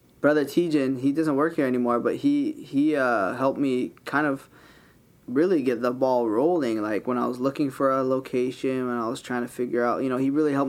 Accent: Kahuku, Hawaii, United States; also born or lived in Hauula, Hawaii / Laie, Hawaii; when I was going to school at Kahuku High School, there was no places to get your hair cut. So we always would drive down to town to get our hair cut. And so I was like, man, we need to open a shop out here.

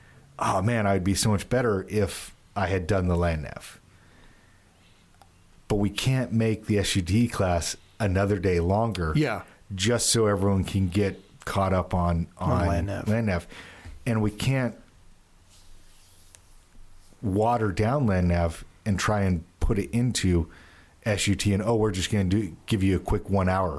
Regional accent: California, United States; also born or lived in Utah; now in Pennsylvania, United States; Born in Utah, raised in California.

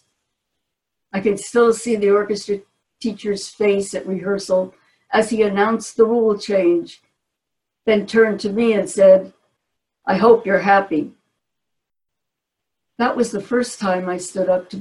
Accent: Newark, New Jersey, United States; I was born and raised in Newark, New Jersey

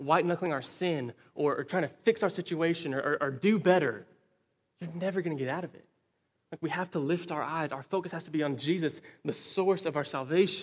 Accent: Wichita Falls, Texas, United States; I grew up here in Wichita Falls

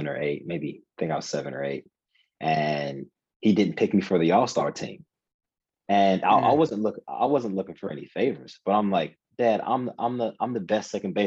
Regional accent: Cincinnati, Ohio, United States; moved away as an adult; So I grew up in Cincinnati, Ohio. Spent the first 18 years of my life there.

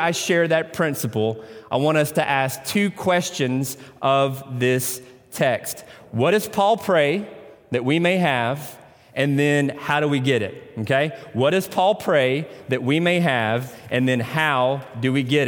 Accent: Tennessee, United States; accent: Tennessee; I pronounce that in my Tennessee accent.

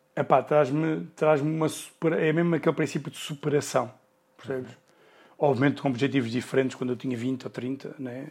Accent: Sintra, Lisbon, Portugal; eu sou de Sintra

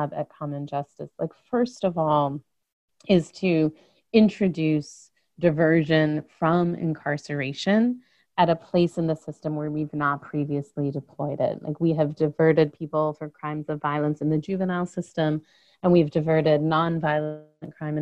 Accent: Chicago, Illinois, United States; I grew up in Chicago, came of age in the late 80s and early 90s

